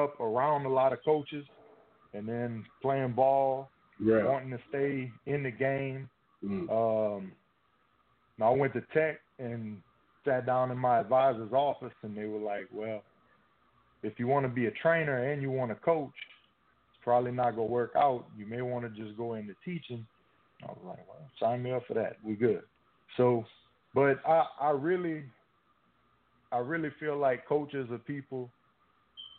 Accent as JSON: {"language": "English", "town": "Franklin", "region": "Louisiana", "country": "United States", "accent": "swamp talk", "said": "Franklin, Louisiana"}